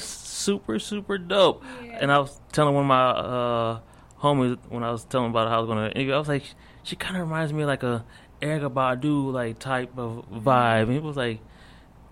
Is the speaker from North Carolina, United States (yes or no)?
no; Akron, Ohio, United States; moved away as an adult; now in Dallas, United States; I'm from Akron, Ohio